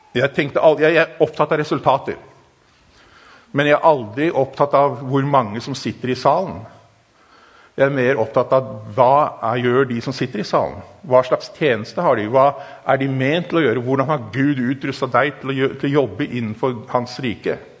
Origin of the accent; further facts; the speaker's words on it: Germany; Norwegian is a second language; also born or lived in Africa; now in Norway; Jeg er tysker